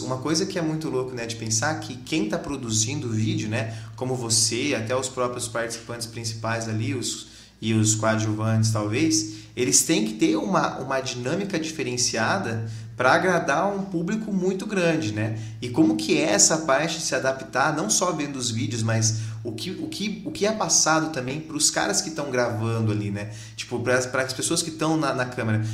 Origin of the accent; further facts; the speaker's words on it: Londrina, Paraná, Brazil; a gente é de Londrina aqui